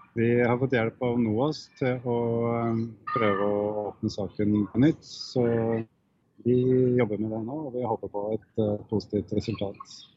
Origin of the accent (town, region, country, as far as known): Norway